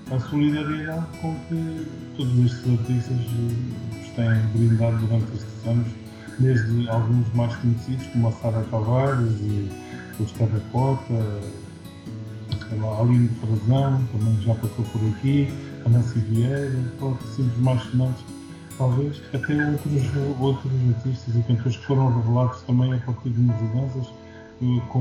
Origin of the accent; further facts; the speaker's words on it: Angola; now in Portugal; Nasci em Angola, uma grande parte, de, digamos, da minha vida tem sido feita em Portugal